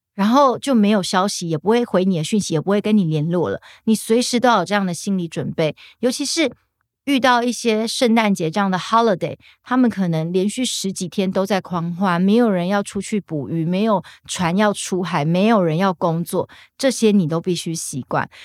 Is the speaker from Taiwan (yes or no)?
yes; Taiwan; 三楼是我们中华民国在博流的大使馆